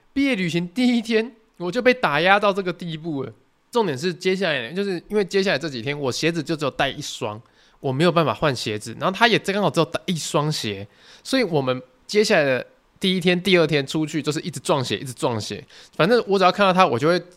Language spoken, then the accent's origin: Chinese; southern Taiwan, Taiwan; 因为我们是南部人嘛